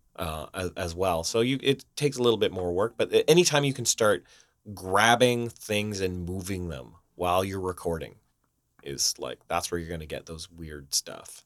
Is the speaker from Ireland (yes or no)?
no; Canada; now in Vancouver, Canada; We're Canadian in Vancouver.